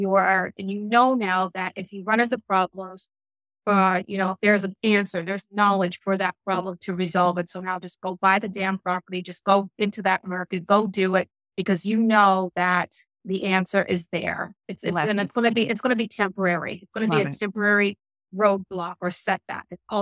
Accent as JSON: {"language": "English", "region": "Newfoundland and Labrador", "country": "Canada", "tie": "born or raised there", "said": "people are surprised when they find out that I'm from Newfoundland, that I was born and raised there because I don't have the accent anymore."}